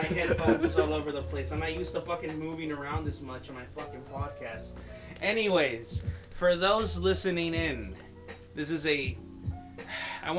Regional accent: Compton, California, United States; I'm from Compton, sure, and it's pretty ghetto here

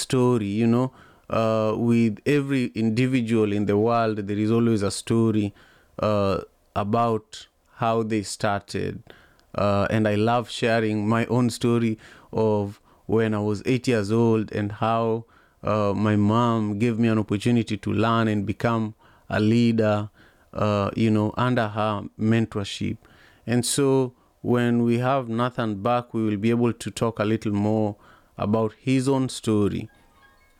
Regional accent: Kisumu, Kisumu County, Kenya; I grew up in Kisumu in Manyata

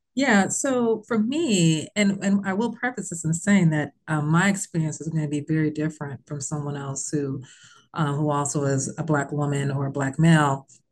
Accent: Bloomington, Indiana, United States; moved away as an adult; I was from Bloomington, Indiana

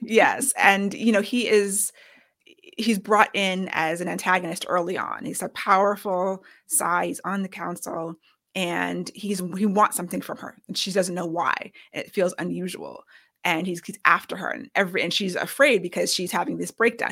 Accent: United States; we're both American, raised on Western storyteller

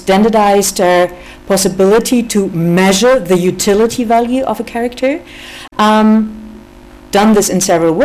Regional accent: Germany; I'm from Germany, so I'm a little bit from the outside

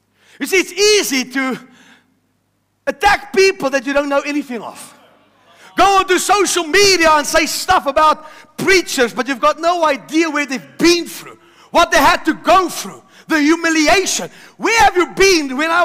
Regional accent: South Africa; My mom came to South Africa, also from heaven, and she bore me and gave birth

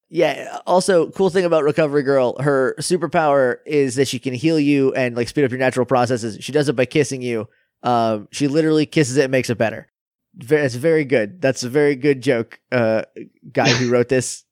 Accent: New Hampshire, United States; I'm from New Hampshire

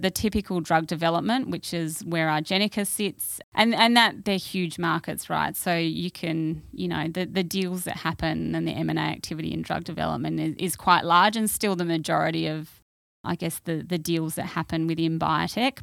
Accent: Perth, Western Australia, Australia; also born or lived in London; I grew up in W A. I grew up in Perth

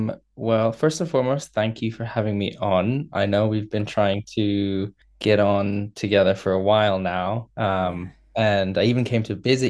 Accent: Indonesia; moved away; also born or lived in United Kingdom / China / United States; But I'm originally from Indonesia. I moved to the UK, to China, to the US.

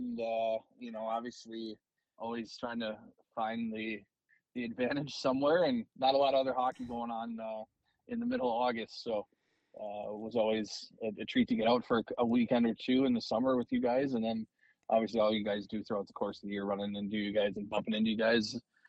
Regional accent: Eau Claire, Wisconsin, United States; Yeah, no, I mean, Eau Claire, we call it God's country there. It's beautiful.

